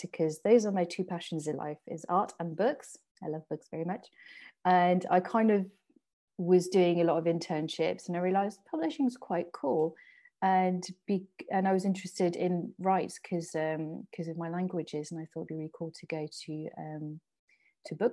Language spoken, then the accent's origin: English; southeast of Paris, Île-de-France, France; first language French and English; moved away as an adult; now in United Kingdom; I'm from France, born and bred. My parents still live in the house I grew up in, and just like southeast of Paris, just like it's half an hour on the train